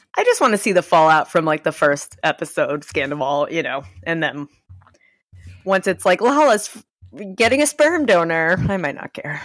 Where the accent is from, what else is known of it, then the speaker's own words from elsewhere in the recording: New York City, New York, United States; I'm trash from Staten Island